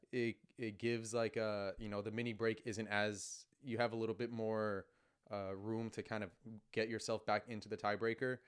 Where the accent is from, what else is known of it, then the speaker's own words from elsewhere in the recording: New York, United States; growing up in New York, we're so spoiled to have the U S Open in our backyard